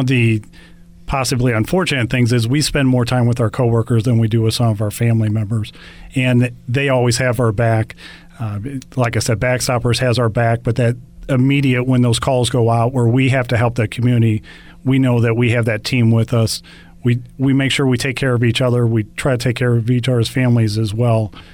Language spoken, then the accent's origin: English; St. Louis, Missouri, United States; Growing up in St. Louis